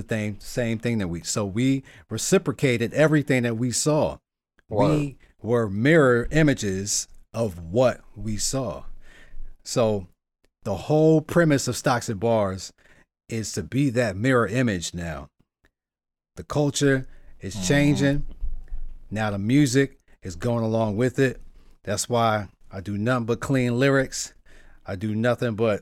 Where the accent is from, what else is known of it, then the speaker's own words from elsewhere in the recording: New York, United States; moved away; also born or lived in Virginia / Florida; I'm mainly from New York, but I've been in hoods in Virginia, New York, and in Florida